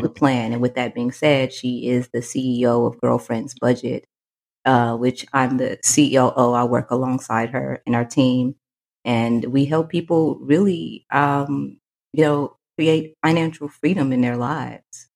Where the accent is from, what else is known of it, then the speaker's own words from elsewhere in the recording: Fort Worth, Texas, United States; I am from Fort Worth, Texas